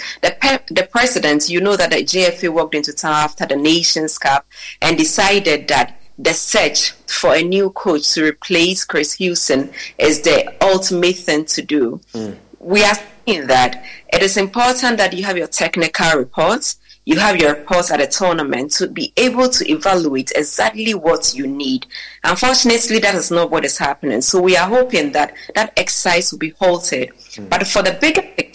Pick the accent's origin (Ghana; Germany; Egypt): Ghana; we being Ghanaian first